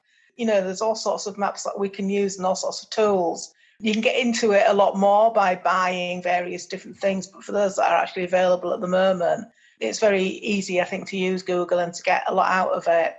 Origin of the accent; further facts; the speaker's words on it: Hull, Yorkshire and the Humber, United Kingdom; Hull, which is my hometown